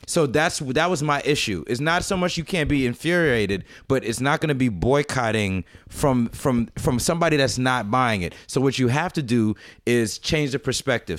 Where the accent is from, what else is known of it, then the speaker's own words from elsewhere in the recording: United States; I was born in America